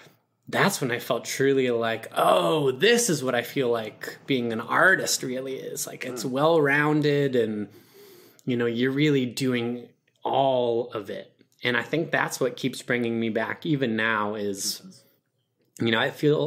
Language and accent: English; Perry, New York, United States; In Perry, New York, a very tiny town in between Buffalo, Rochester, where there are more cows than humans. So super rural, didn't know what theater was growing up.